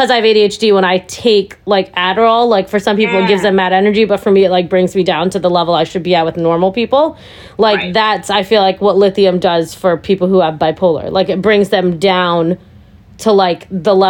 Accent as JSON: {"language": "English", "region": "New England", "country": "United States", "tie": "born or raised there", "also_born_or_lived": "India", "said": "we've lived in New England our entire lives"}